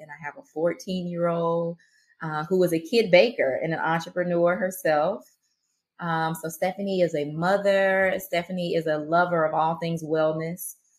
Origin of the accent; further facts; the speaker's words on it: Marianna, Florida, United States; accent: Southern twang; also born or lived in Atlanta, Georgia; now in Jacksonville, United States; I'm from Mariana, Florida.